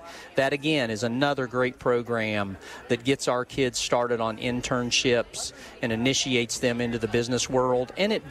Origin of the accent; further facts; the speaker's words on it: West Virginia, United States; being born and raised in West Virginia